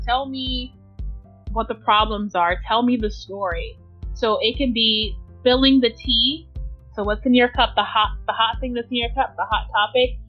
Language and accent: English; Chicago, Illinois, United States; moved away; I'm from Chicago. I'm a Chicago native. I have lived in different parts of the world